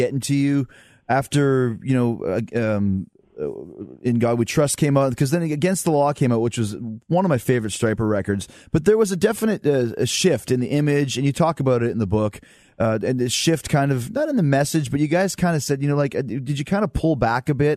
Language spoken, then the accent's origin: English; Winnipeg, Manitoba, Canada; I grew up in Winnipeg